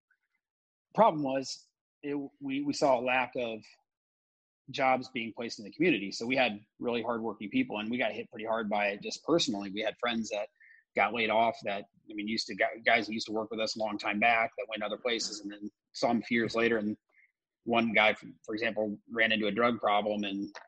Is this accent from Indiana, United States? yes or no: yes; Indiana, United States; moved away as an adult; also born or lived in New York / Australia; I was also born and raised in Indiana